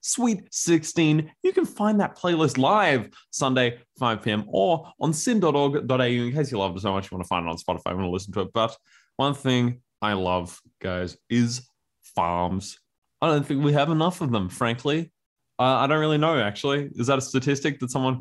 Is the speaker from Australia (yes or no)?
yes; Australia; as an Australian, we often have a language that evolves rather rapidly